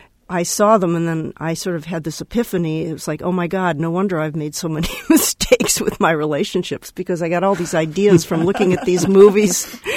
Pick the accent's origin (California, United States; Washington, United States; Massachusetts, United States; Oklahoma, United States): California, United States; Los Angeles; now in Berkeley, United States; I was born in Hollywood. I love to tell people that. And I grew up in L.A., partly in my dad's movie theater, starting at a very early age.